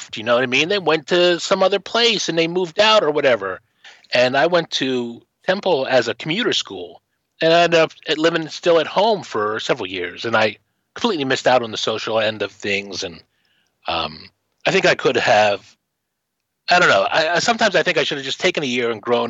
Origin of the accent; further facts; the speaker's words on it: Philadelphia, Pennsylvania, United States; now in Seattle, United States; I grew up in Philadelphia and came to Seattle to sort of restart.